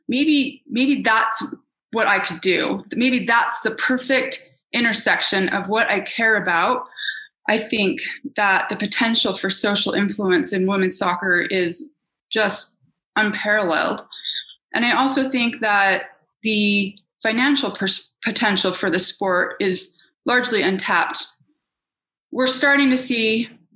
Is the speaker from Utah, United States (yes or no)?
yes; Salt Lake City, Utah, United States; moved away; also born or lived in New York City; when I grew up in Utah, I didn't have any professional women in my orbit